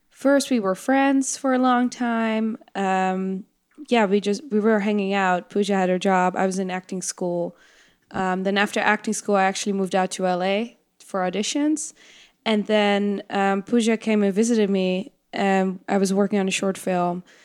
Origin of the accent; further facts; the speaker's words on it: Netherlands; English is a second language; now in United States; in Holland